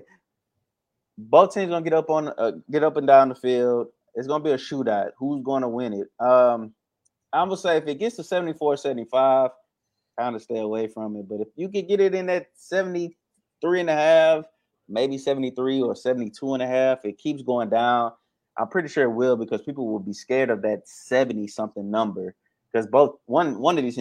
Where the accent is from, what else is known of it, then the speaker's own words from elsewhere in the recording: Texas, United States; We're from Texas